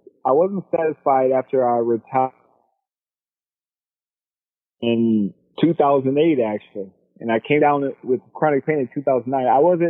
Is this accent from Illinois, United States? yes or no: no; Florida, United States; We're from Florida, small town, not big things happening there.